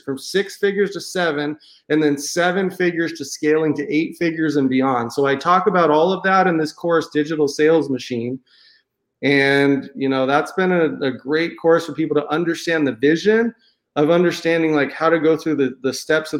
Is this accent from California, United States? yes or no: yes; San Diego, California, United States; moved away as an adult; now in Cabo San Lucas, Mexico; I grew up in San Diego, California. I lived there most of my life